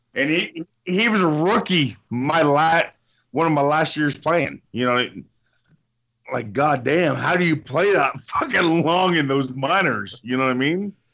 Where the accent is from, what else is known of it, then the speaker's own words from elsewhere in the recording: Windsor, Ontario, Canada; my hometown, Windsor, Ontario